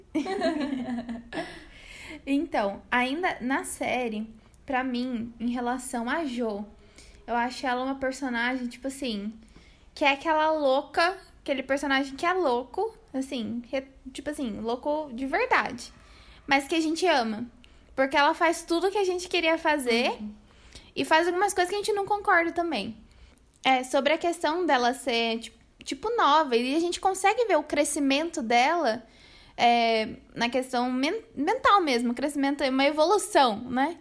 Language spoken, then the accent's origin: Portuguese; Brazil; pra gente brasileiro